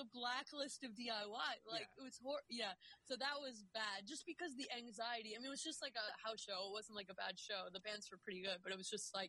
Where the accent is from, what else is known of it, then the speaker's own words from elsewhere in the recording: New York, United States; we're from New York